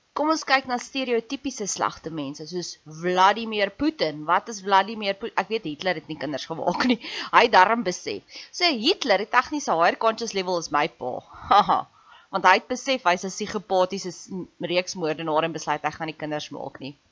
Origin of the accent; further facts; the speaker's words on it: South Africa; ek's ook 'n Suid-Afrikaner